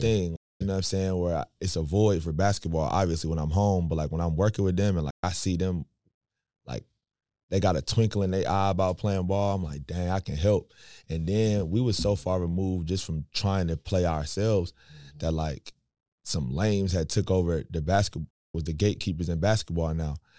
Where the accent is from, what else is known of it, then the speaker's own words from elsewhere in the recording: Raleigh, North Carolina, United States; We grew up in Washington Terrace on the south side